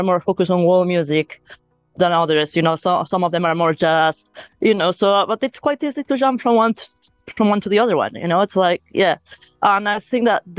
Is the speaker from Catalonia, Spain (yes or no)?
yes; Sabadell, Catalonia, Spain; English is a second language; moved away as an adult; also born or lived in Barcelona; now in London, United Kingdom; I'm originally from Sabadell, which is a town that's like half an hour by train from Barcelona